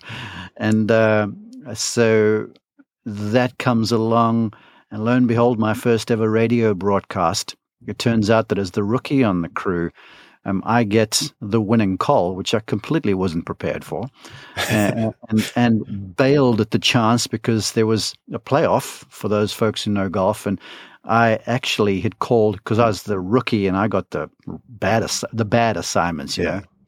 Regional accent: South Africa; moved away as an adult; now in Columbus, United States; I'm from South Africa, um, grew up there, uh, came over to college in the United States to Columbus, Georgia

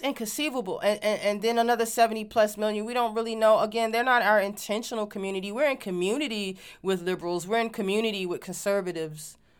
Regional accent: Virginia, United States; moved away; also born or lived in Washington, D.C.; growing up in Virginia

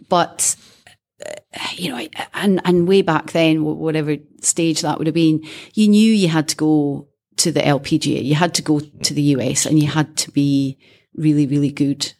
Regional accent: Scotland, United Kingdom; being Scottish

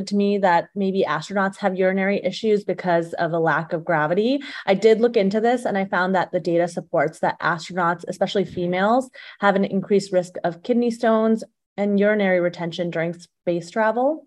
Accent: Phoenix, Arizona, United States; also born or lived in Tucson, Arizona / Chicago, Illinois; now in Scottsdale, United States; I am from Phoenix, Arizona, originally.

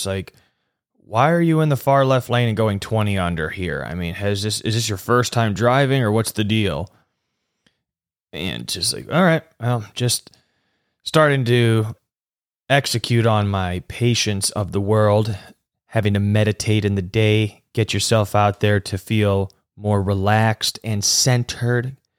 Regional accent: Midwest, United States; now in South Florida, United States; I come from the Midwest where we give it a turning signal and then just politely get to the other lane. Now, can't do that here in South Florida.

